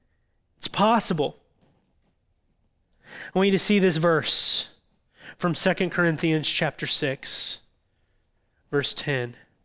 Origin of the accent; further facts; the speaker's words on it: Illinois, United States; I grew up in Southern Illinois and spent a lot of time on the Ohio River.